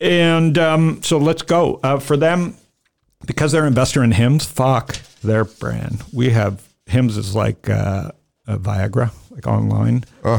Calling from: Phoenix, Arizona, United States; I'm calling you from Phoenix.

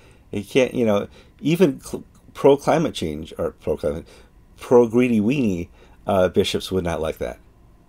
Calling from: Madison, Wisconsin, United States; And I'm speaking from Madison, Wisconsin.

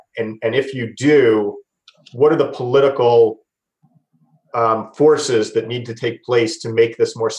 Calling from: New Jersey, United States; Hey, Greg, I'm from New Jersey.

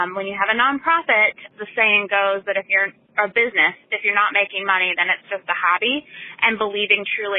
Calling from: Richmond, Virginia, United States; I am calling from Richmond, Virginia

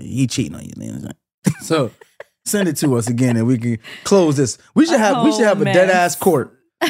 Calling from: New York, United States; I'm from New York.

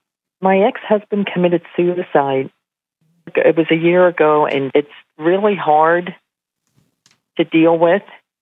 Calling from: Pennsylvania, United States; I'm calling from Pennsylvania.

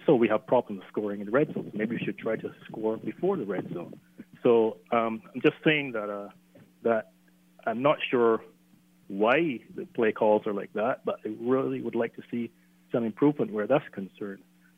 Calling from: Barbados; So I'm calling from Barbados.

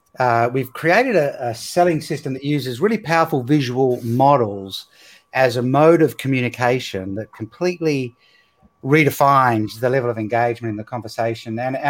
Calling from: Perth, Western Australia, Australia; Well, I'm coming from Australia, on the west coast of Australia in Perth. So it's nighttime here.

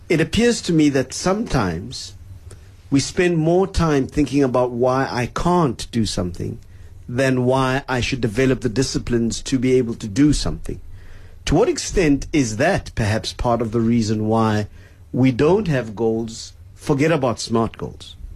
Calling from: Boksburg, Gauteng, South Africa; I'm from Boksburg.

